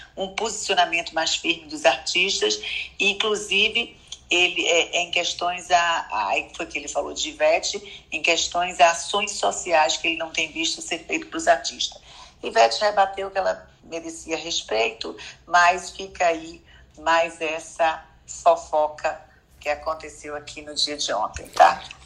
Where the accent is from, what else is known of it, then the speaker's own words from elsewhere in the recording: Salvador, Bahia, Brazil; also born or lived in Petrolina, Pernambuco; Eu nasci em Pernambuco, Petrolina, mas vim aqui para Bahia